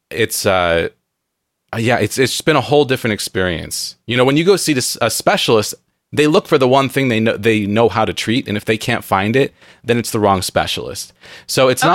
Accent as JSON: {"language": "English", "town": "San Diego", "region": "California", "country": "United States", "tie": "born or raised there", "moved": "as an adult", "lives_now": "Pacific Northwest, United States", "said": "I grew up in San Diego where it's very moldy"}